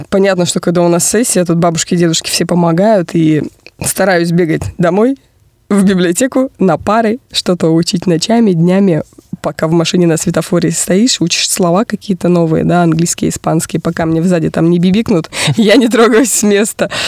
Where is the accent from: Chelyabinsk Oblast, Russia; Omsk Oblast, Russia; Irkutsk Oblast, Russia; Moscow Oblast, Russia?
Irkutsk Oblast, Russia; Irkutsk; also born or lived in Ulkan; Ну, родилась я в Иркутске, я коренная иркутянка, родители мои из Боханского района, но за свою жизнь я еще успела пожить на БАМе, пять лет бамовского детства, поселок Улькан